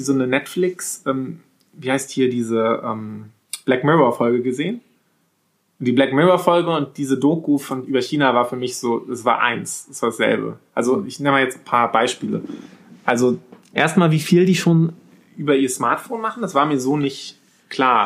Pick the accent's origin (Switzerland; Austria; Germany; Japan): Germany; Wismar, Mecklenburg-Vorpommern; bei uns in Wismar, so ein Reihenhaus, so ein, so ein Wendorf